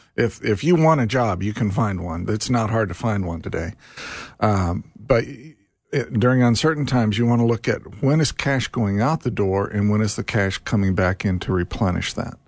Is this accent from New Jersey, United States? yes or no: no; Carmel, Indiana, United States; I grew up in Carmel, Indiana.